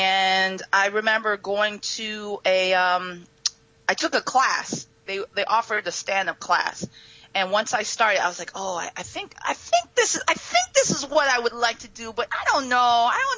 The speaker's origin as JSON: {"language": "English", "region": "Ohio", "country": "United States", "tie": "born or raised there", "said": "growing up in Ohio, about my mom, who's Japanese"}